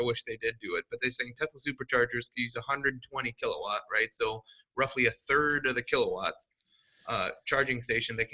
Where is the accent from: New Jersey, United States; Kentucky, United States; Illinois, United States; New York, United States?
Illinois, United States; Chicago; accent: long A's; I'm from Chicago, so we have long A's.